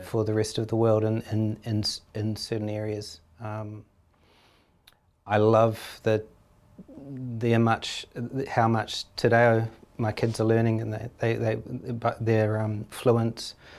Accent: New Zealand; as a Kiwi

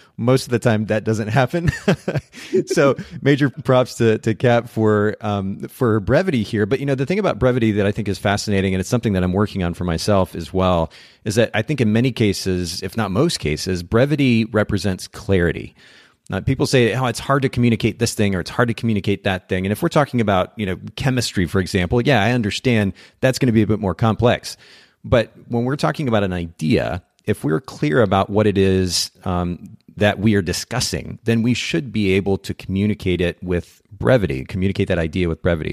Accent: Chattanooga, Tennessee, United States; here in my hometown of Chattanooga

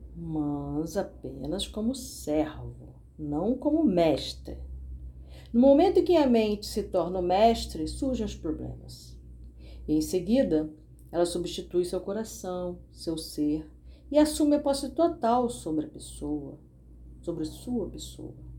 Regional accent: Brazil; Eu não nasci no Brasil por um acaso acidentalmente

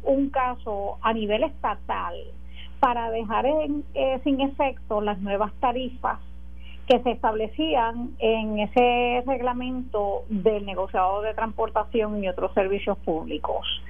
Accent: Puerto Rico; como puertorriqueña

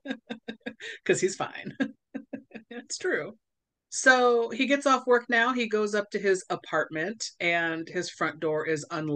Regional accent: Southern California, United States; I grew up in Southern California, and so it was curse words mixed with surfer slang and Southern California slang

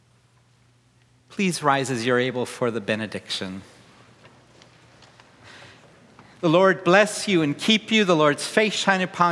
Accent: Wisconsin, United States; also born or lived in Chicago; now in Seattle, United States; I grew up in Wisconsin. I spent a lot of time in Chicago.

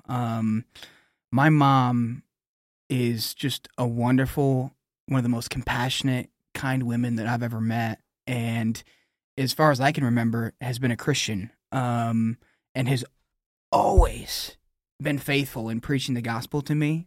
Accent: New Era, Michigan, United States; I'm a Michigan man. So I grew up in Nuera, Michigan

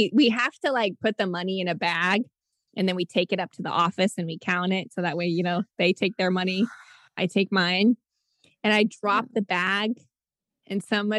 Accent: Nebraska, United States; moved away as an adult; also born or lived in Virginia; I'm actually from Nebraska.

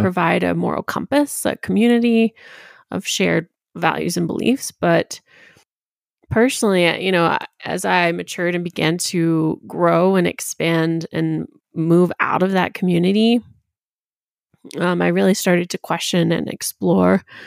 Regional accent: Tennessee, United States; I was raised in Tennessee on the border of Virginia.

